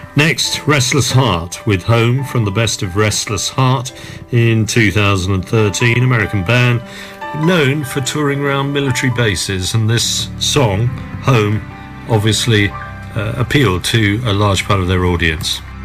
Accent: Southend-on-Sea, East of England, United Kingdom; I come from Southend, so I know Brentwood reasonably well.

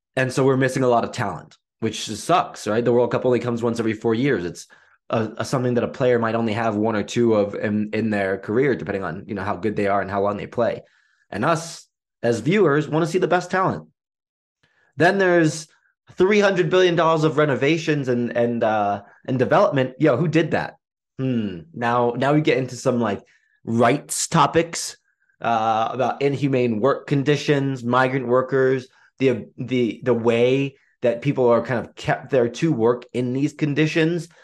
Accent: England, United Kingdom; I was born in England

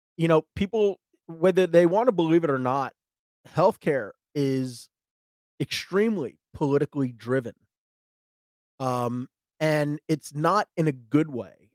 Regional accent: Georgia, United States; I'm from Georgia

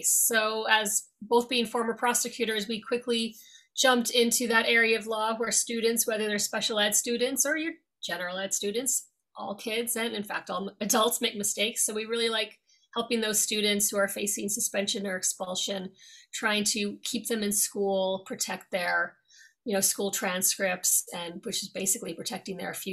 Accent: New York, United States; also born or lived in Dublin, Ireland; I've been living here since 1999. And uh, originally, I'm from New York. I was born there, um, grew up there for most of my life. However, ages 8 to 16, I actually lived in Dublin, Ireland.

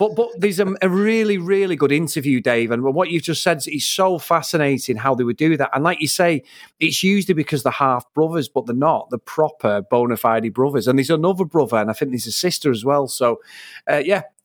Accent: Trafford, North West England, United Kingdom; I'm from Trafford

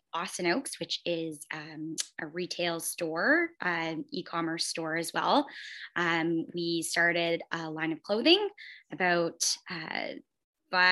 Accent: London, Ontario, Canada; also born or lived in Timmins, Ontario; I'm from London. So we relocated back to my hometown of London

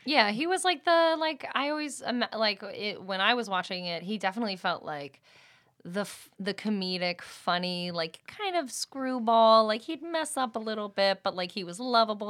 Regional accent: Allentown, Pennsylvania, United States; moved away as an adult; also born or lived in New York; now in Los Angeles, United States; born in New York and raised in Allentown, Pennsylvania.

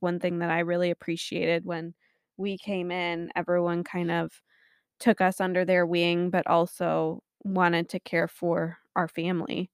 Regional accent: St. Joseph, Michigan, United States; moved away; also born or lived in Florida / Lansing; am from Saint Joe originally

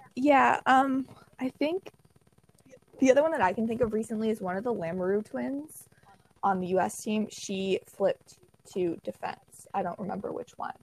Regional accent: just outside of Toronto, Ontario, Canada; I'm from just outside of Toronto

